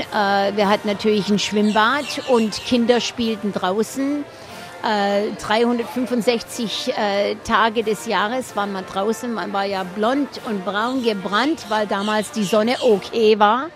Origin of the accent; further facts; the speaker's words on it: Stuttgart, Baden-Württemberg, Germany; accent: Swabian; German is a second language; moved away as an adult; now in Florida, United States; ich bin in Stuttgart aufgewachsen